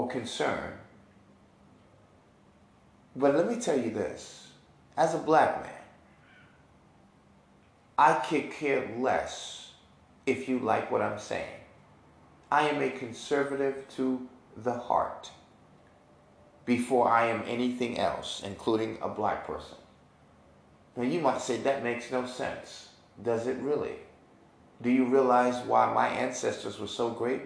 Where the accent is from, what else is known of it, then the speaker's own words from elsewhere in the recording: New York, United States; moved away; I'm from New York